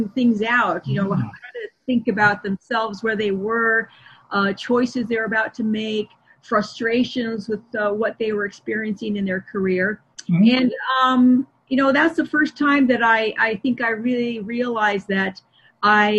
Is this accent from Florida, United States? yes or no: no; Seattle, Washington, United States; my hometown where I was practicing of Seattle